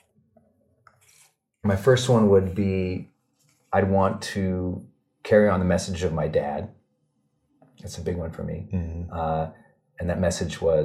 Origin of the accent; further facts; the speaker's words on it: Montana, United States; I'm from Montana. We're outdoor people